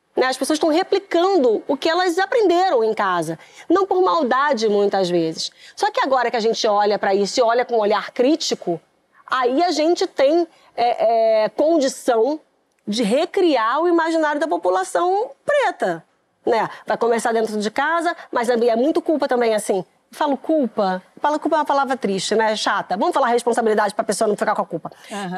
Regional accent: Rio de Janeiro, Brazil; Eu morei no Meier até os meus 10 anos de idade

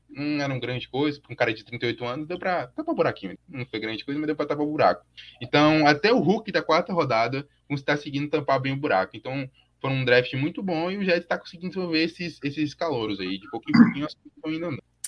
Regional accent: Vitória da Conquista, Bahia, Brazil; eu sou do interior da Bahia, de História da Conquista

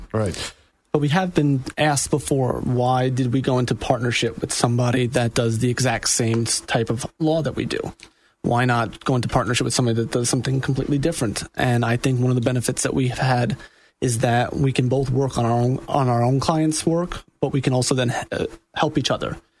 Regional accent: New York, United States; moved away as an adult; also born or lived in Jacksonville, Florida; now in Orlando, United States; I am also from New York, born and raised

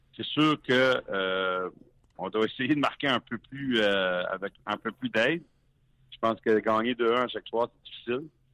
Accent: Hearst, Ontario, Canada; je viens du nord l'Ontario de Hearst.

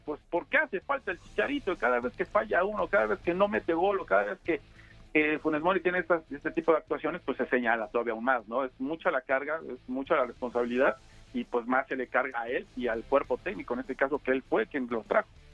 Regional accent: Mexico; nosotros como mexicanos

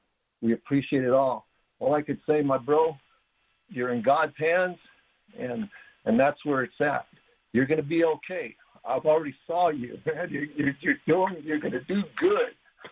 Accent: Los Angeles, California, United States; now in New Mexico, United States; he had his tough times growing up in the hood like I did. I grew up in South Central Los Angeles, but now I'm here in New Mexico with the natives.

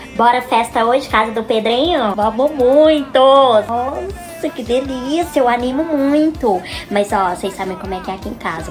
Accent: Araxá, Minas Gerais, Brazil; born or raised there; also born or lived in Uberaba / Uberlândia; now in São Paulo, Brazil

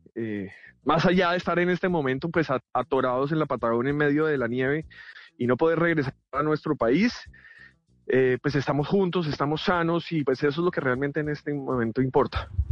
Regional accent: Colombia; moved away as an adult; Me hace mucha falta estar en mi país

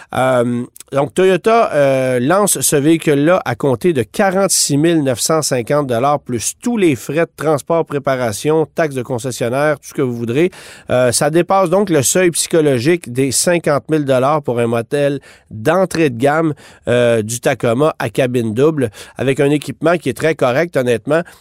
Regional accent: Canada; chez nous, au Canada

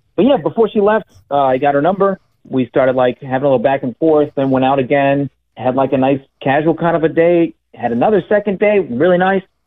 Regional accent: Austin, Texas, United States; we're both born and raised in Austin here, went to the same high school

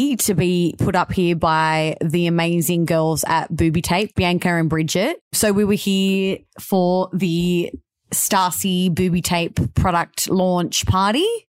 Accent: Australia; as their Aussie kind of peeps.

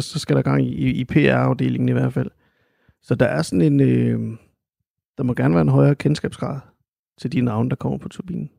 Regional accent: Randers, Central Denmark Region, Denmark; also born or lived in Aarhus; jeg er jo født og opvokset i Randers, dog ikke i, ikke i Vorup, men i Helsted

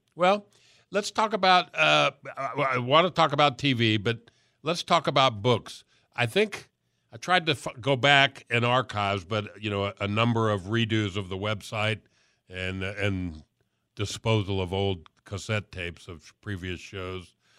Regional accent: Miami, Florida, United States; I'm from Miami

